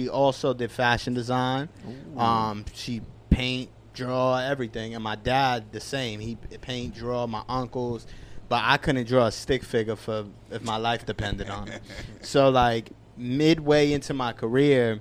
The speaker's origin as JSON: {"language": "English", "town": "New York City", "region": "New York", "country": "United States", "tie": "born or raised there", "said": "growing up in East New York in Brooklyn"}